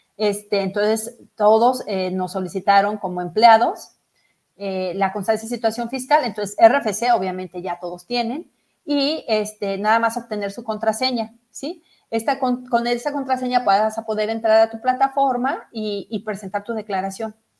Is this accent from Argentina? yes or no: no; Mexico; como una mexicana más que también pago mis impuestos